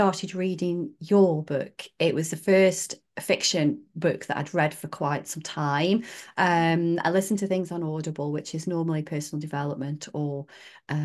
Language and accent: English; Staffordshire Moorlands, West Midlands, United Kingdom; I grew up in the Staffordshire Moorlands as well.